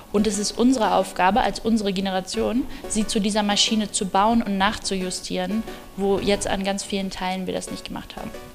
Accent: Germany; wir als Deutsche

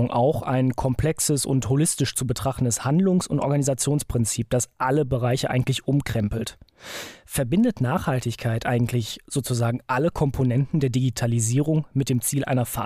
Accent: Germany; gerade bei uns in Deutschland.

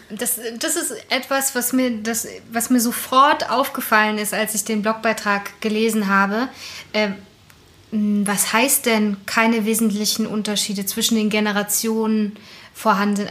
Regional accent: Berlin, Germany; ich komme ja aus dem Osten Berlins

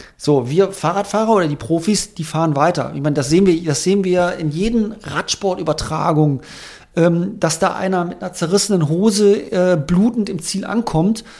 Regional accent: Germany; als Deutscher

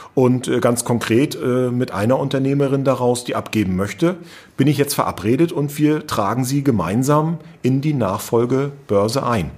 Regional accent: Rostock, Mecklenburg-Vorpommern, Germany; ich bin ja eben gebürtiger Rostocker

